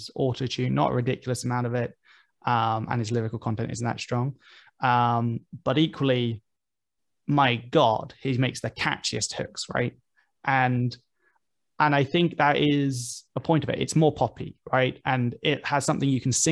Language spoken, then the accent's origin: English; United Kingdom; as a British rapper